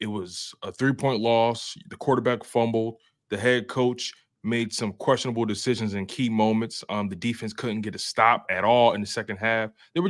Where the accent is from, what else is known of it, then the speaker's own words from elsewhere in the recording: Philadelphia, Pennsylvania, United States; moved away; because I'm from Philly